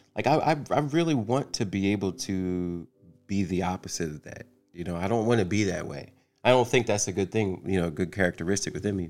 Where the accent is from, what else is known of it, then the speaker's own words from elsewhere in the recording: New Jersey, United States; moved away as an adult; now in Atlanta, United States; I am from New Jersey, and I moved. I've been in Atlanta since 2016